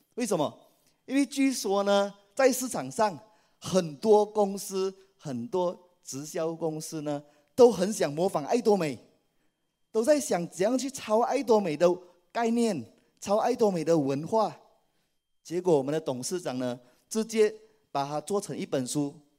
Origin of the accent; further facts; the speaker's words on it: Malaysia; 我来自马来西亚，是爱多美的皇冠大师以及皇冠领袖俱乐部成员